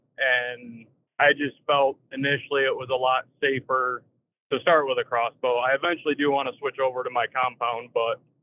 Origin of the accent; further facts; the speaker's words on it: Durand, Michigan, United States; now in Howell, United States; I grew up in Durand. It's a small city in Michigan